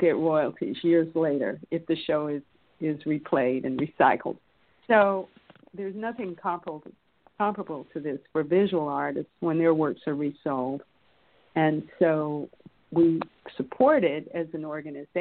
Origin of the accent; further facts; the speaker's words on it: North Carolina, United States; moved away as an adult; also born or lived in Vermont / Washington; I grew up in North Carolina, went to college in Vermont